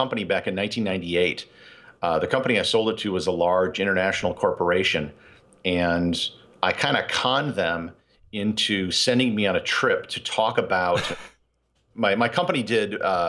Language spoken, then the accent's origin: English; Appleton, Wisconsin, United States; I grew up in Wisconsin, a town called Appleton. It's about 20, 30 minutes from Green Bay.